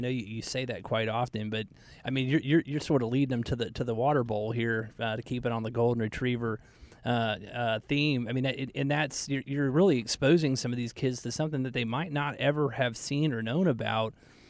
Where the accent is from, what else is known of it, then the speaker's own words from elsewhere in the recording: Atlanta, Georgia, United States; I had a friend of mine that I grew up in Atlanta